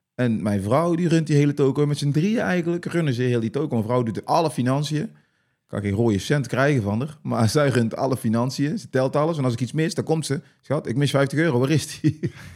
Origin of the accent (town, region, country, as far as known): North Brabant, Netherlands; accent: Brabant